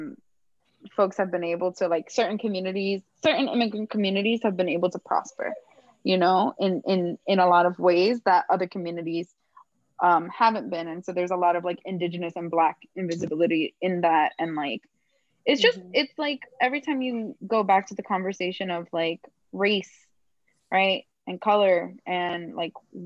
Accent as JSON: {"language": "English", "town": "Miami", "region": "Florida", "country": "United States", "tie": "born or raised there", "said": "growing up in Miami"}